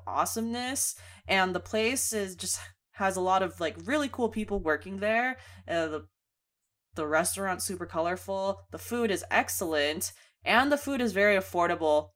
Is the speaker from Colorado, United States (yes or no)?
no; Bay Area, California, United States; born or raised there